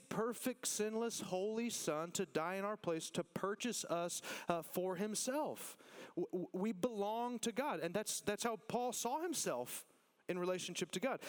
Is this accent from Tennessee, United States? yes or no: no; Texas, United States; listen, I love being a Texan